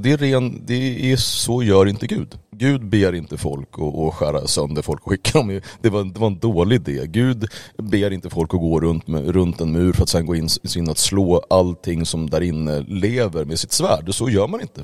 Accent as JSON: {"language": "Swedish", "town": "Uppsala", "region": "Uppsala County", "country": "Sweden", "tie": "born or raised there", "said": "jag är uppväxt i Uppsala"}